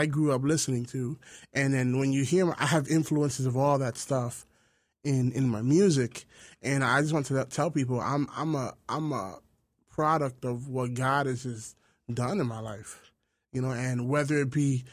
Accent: New York City, New York, United States; moved away as an adult; also born or lived in Brooklyn / Bronx / Queens; now in Jersey City, United States; I was born in Harlem, lived in Brooklyn, Bronx, Queens. I've lived in almost every single borough. Now I'm in Jersey City

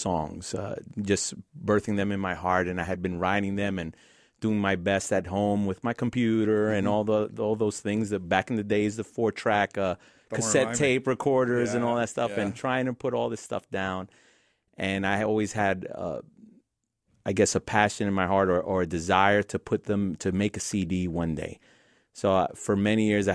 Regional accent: New York City, New York, United States; Grew up in Queens.

